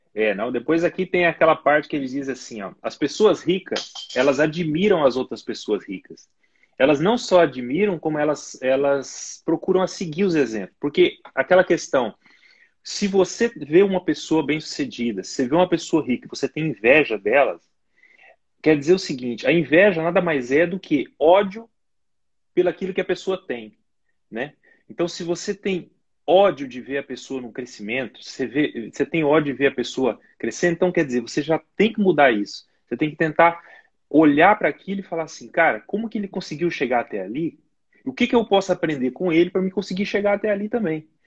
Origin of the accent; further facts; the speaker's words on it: Brazil; moved away as an adult; also born or lived in Portugal; now in United Kingdom; eu sou de família humilde aí no Brasil